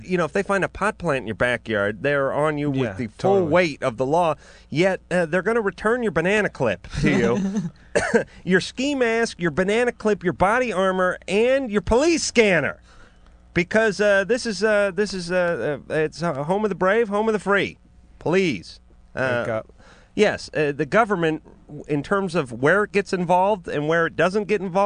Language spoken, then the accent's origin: English; Los Angeles, California, United States; Out here in North Hollywood, which is my hometown